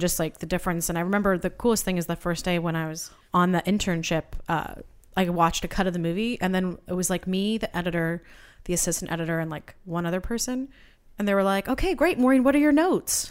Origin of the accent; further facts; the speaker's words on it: Santa Barbara, California, United States; moved away as an adult; also born or lived in Boston; now in Los Angeles, United States; I'm originally from Santa Barbara, but went to school out there